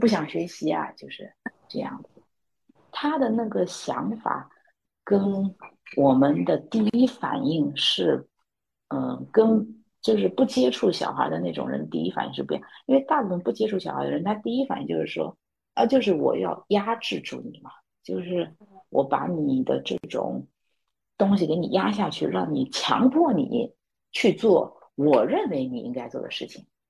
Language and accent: Chinese; China; now in New York, United States; 我作为一个中国人